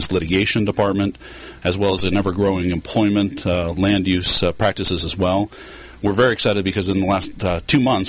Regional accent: Southern California, United States; also born or lived in Fresno; I grew up in Southern California myself

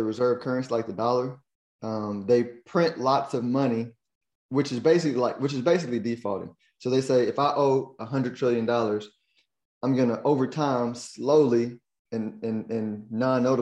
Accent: United States; me as an American

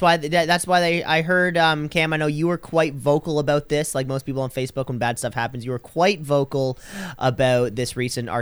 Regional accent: Canada; I'm too Canadian

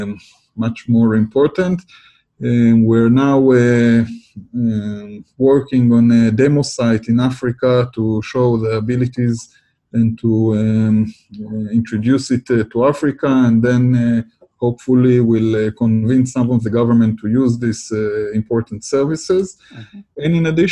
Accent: Israel; I come from Israel

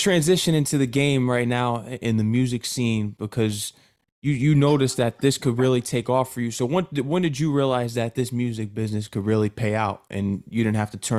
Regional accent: Connecticut, United States; I come from Connecticut, and when people come from small areas

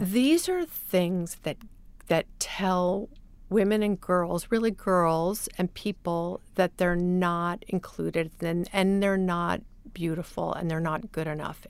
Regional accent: Midwest, United States; moved away; I grew up partly in the Midwest

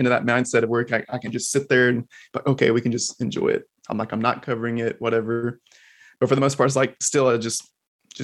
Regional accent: Texas, United States; moved away as an adult; now in Florida, United States; I'm a natural Texan. I was born and raised in Texas, but we're over here in Florida for a spell now

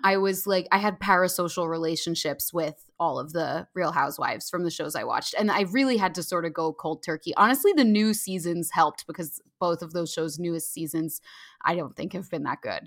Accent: Jersey Shore, New Jersey, United States; accent: Valley Girl; I'm from the Jersey Shore

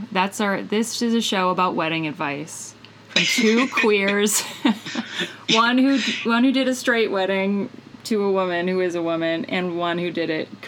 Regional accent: Midwest, United States; I'm from the Midwest

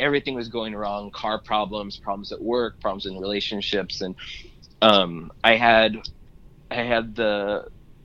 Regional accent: Whittier, California, United States; I grew up mainly in Whittier, California

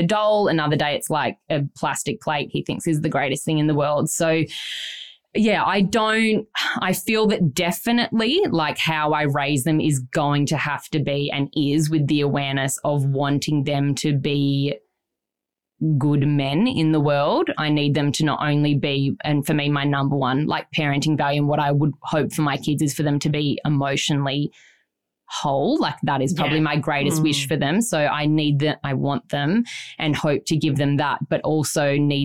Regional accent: Byron Bay, New South Wales, Australia; we grew up in Byron, Jackson

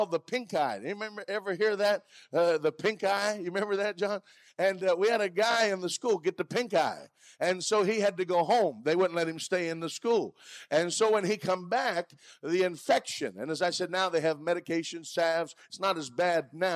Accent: Bluefield, West Virginia, United States; I was born over in Bluefield in West Virginia, over in Mercer County years ago

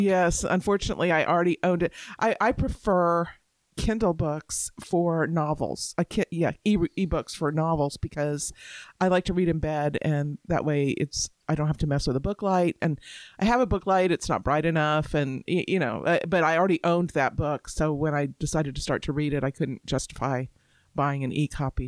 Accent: Tampa, Florida, United States; now in Alabama, United States; I grew up in Florida

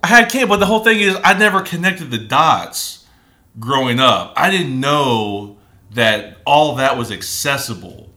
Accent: Springfield, Ohio, United States; I grew up in Ohio, Springfield, Ohio

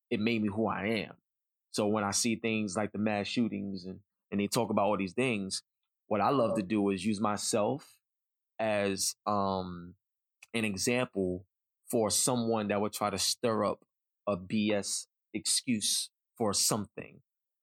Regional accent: New York City, New York, United States; I grew up in East New York, Brooklyn

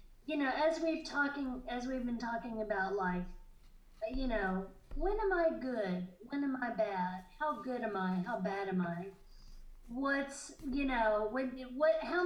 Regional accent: the South, United States; I'm a Southerner. I don't really identify that way, but I was born in the South.

